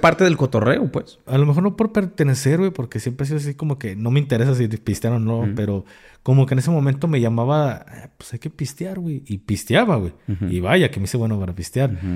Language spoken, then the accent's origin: Spanish; Jalisco, Mexico; pues acá jalisquillo